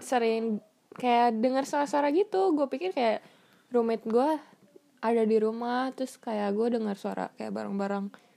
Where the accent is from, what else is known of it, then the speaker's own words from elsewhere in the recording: Bandung, West Java, Indonesia; moved away as an adult; now in San Jose, United States; saya dari Bandung dulunya sekolah di Alexius